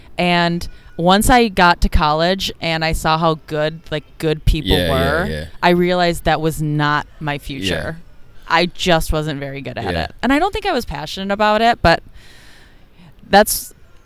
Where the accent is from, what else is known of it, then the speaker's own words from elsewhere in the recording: Michigan, United States; moved away as an adult; also born or lived in Flint, Michigan / Oklahoma City; now in Seattle, United States; I went to Flint, Michigan after that, which I'm originally from Michigan, so that was nice to go home for a little bit